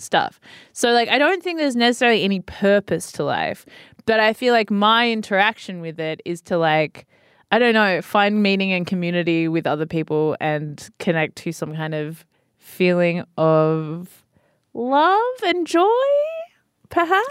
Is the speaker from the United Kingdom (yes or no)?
no; Sydney, New South Wales, Australia; I grew up like, around the northern beaches of Sydney